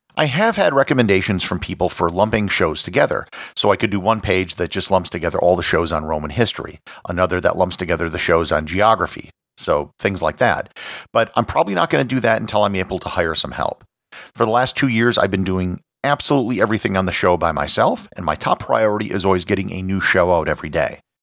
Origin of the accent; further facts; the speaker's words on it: Appleton, Wisconsin, United States; I was born in Appleton, Wisconsin, which is also the birthplace of Harry Houdini and Willem Dafoe